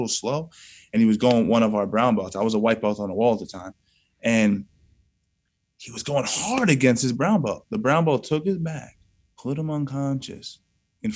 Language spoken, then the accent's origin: English; Yonkers, New York, United States; I was born in Southwest Yonkers